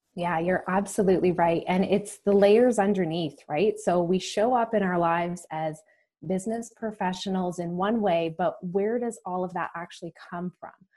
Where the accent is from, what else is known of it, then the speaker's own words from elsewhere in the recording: Calgary, Alberta, Canada; moved away as an adult; also born or lived in Toronto; I grew up in Calgary, Alberta